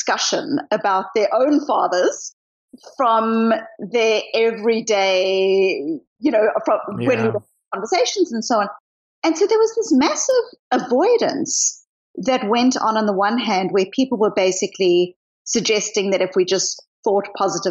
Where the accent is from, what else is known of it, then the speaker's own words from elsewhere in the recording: South Africa; also born or lived in Australia / New Zealand; now in Boston, United States; I grew up in apartheid South Africa